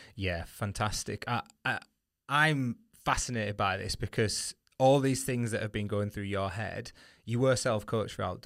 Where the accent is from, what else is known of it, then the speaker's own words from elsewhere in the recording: the north of England, United Kingdom; accent: northern; Excuse my northern accent there